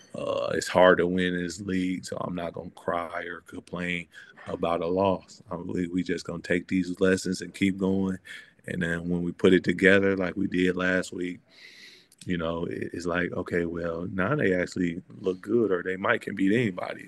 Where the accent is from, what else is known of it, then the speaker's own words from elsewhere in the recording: Michigan, United States; growing up in Michigan